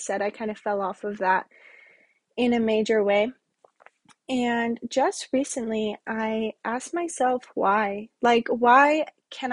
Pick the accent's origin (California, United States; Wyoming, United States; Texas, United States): Wyoming, United States; now in Las Vegas, United States; I'm from Wyoming and I currently live in Las Vegas with my boyfriend